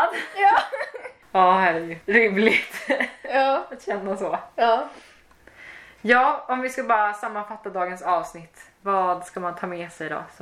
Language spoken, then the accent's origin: Swedish; Sweden; jag är svensk liksom. Och i vissa andra situationer så bara ja jag vet att jag är svensk liksom.